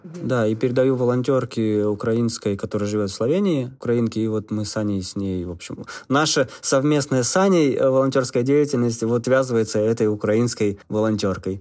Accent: Russia; now in Ljubljana, Slovenia; Я сказал, из России

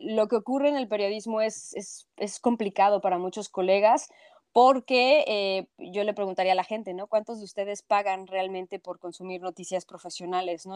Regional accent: Mexico City, Mexico; accent: cantadito; moved away as an adult; now in Toronto, Canada; Soy de la Ciudad de México, por eso tengo ese acento.

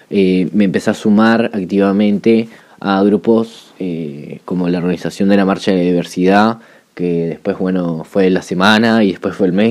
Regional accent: Juan Lacaze, Colonia, Uruguay; now in Colonia del Sacramento, Uruguay; vivo en Colonia de Sacramento, pero en realidad soy nacido y criado en Juan Lacase, eh, un pueblo de lucha, un pueblo de resistencia

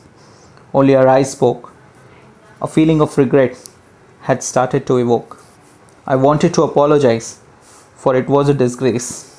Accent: Mumbai, Maharashtra, India; I'm from Mumbai

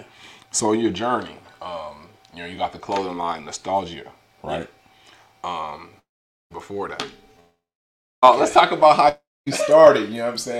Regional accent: Gardena, California, United States; I was born in Gardena.

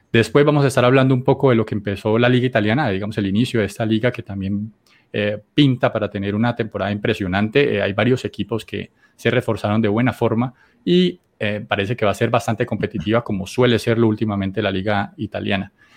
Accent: Colombia

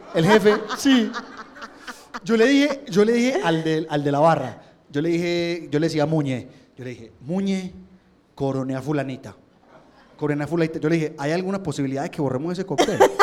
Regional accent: Colombia; uno como colombiano

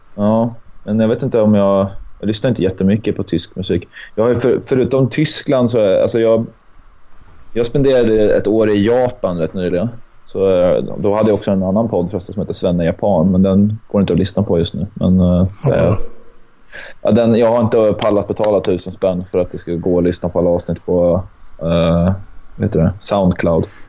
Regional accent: Sweden; now in Åland, Finland; Född i Sverige

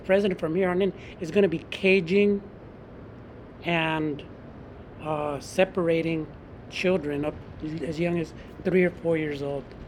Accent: San Francisco, California, United States; I grew up in San Francisco

